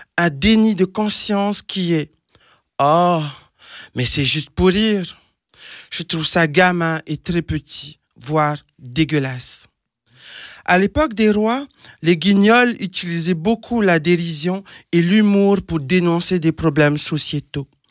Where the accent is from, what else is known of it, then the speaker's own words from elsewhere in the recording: French Polynesia; moved away; je suis originaire de Tahiti, en Polynésie française